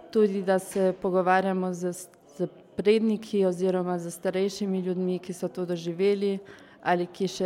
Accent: Klagenfurt, Carinthia, Austria; prihajam iz Celovca.

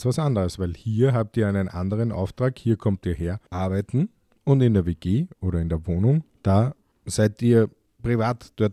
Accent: Austria; Bei uns in Österreich gibt es das zum Glück sehr wenig

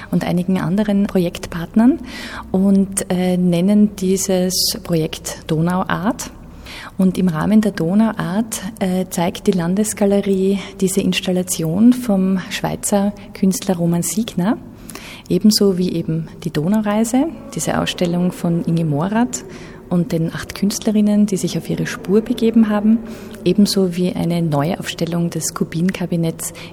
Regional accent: Graz, Styria, Austria; Ja, interessant für mich als Grazerin natürlich ist, dass sie in Graz geboren wurde

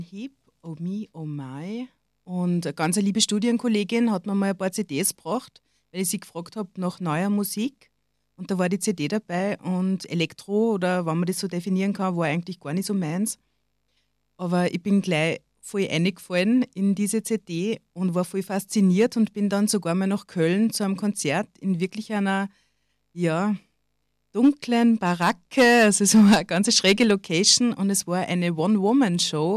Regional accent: Ebensee, Upper Austria, Austria; ich bin in Ebensee zur Schule gegangen

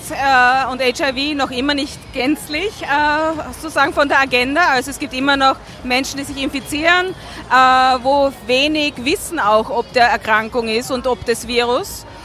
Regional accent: Vienna, Austria; ich komme aus Marehilf, politisch auch gesehen

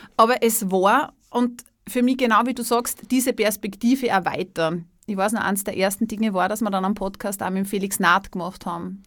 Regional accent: Salzburg, Austria; moved away; also born or lived in Styria; Ich komme, ich komme aus Salzburg, ich habe ja in der Steiermark gelebt

